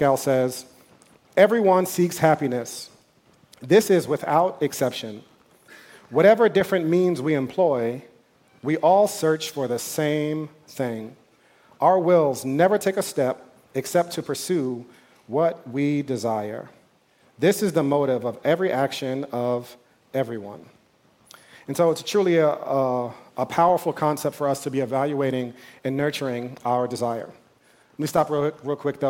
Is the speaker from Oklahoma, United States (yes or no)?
no; New York, United States; I'm from New York